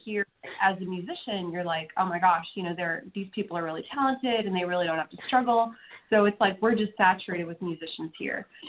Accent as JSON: {"language": "English", "region": "California", "country": "United States", "moved": "yes", "lives_now": "Nashville, United States", "said": "I'm from the West Coast"}